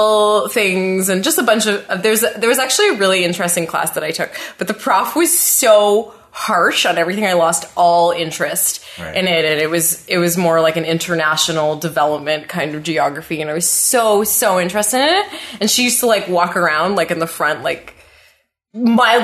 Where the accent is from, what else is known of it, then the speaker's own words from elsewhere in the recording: Ottawa, Ontario, Canada; I was born and raised in Ottawa. Born and raised